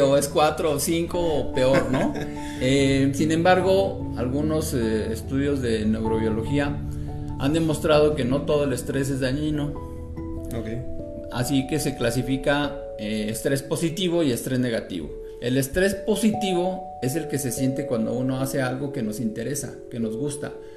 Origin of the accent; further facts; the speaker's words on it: northern Mexico, Mexico; moved away; also born or lived in Monterrey / Veracruz; Yo soy norteño de nacimiento, aquí en, el país México, en el norte de México